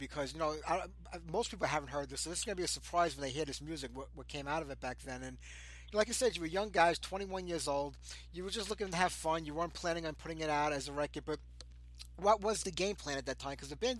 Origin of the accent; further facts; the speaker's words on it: New York City, New York, United States; Because I'm from New York myself, down in the city